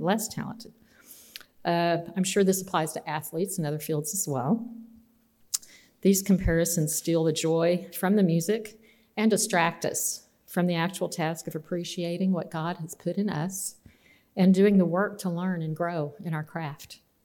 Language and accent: English; Austin and San Angelo, Texas, United States; growing up in Austin and San Angelo, Texas